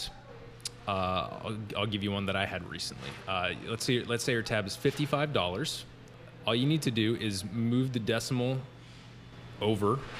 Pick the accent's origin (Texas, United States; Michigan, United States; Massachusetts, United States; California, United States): Massachusetts, United States; Western; I grew up in Western Massachusetts